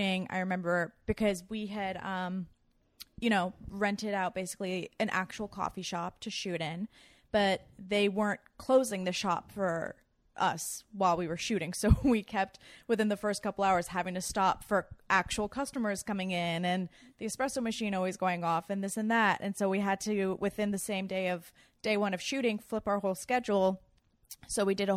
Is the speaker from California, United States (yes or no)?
yes; Los Angeles, California, United States; moved away; I'm from